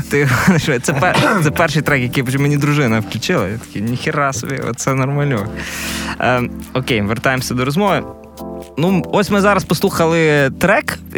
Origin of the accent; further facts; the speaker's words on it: Kalush, Ivano-Frankivsk Oblast, Ukraine; я родом з Калоша